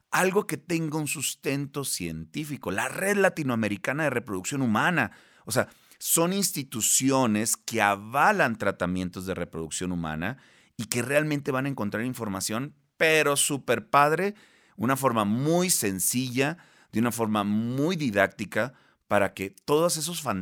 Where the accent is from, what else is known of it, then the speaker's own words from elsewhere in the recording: Baja California Sur, Mexico; now in Monterrey, Mexico; no soy de aquí de la Ciudad de México, eh, ni tampoco soy de Monterrey, soy del estado de Baja California Sur, pero estoy en Monterrey, Nuevo León